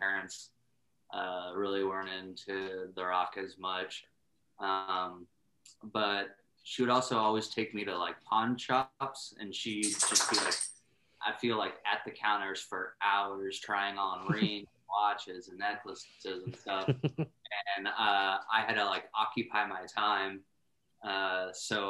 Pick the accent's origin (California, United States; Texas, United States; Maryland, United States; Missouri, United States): Texas, United States; San Antonio; also born or lived in Iowa; I was from San Antonio, grew up there, and then my dad got a job transfer up to a small town in Iowa, where we spent like 3 years or so before ultimately moving back down to San Antonio